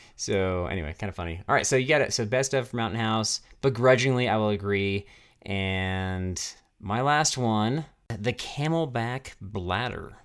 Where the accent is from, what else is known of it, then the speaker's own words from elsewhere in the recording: Castle Rock, Colorado, United States; in Castle Rock, in my hometown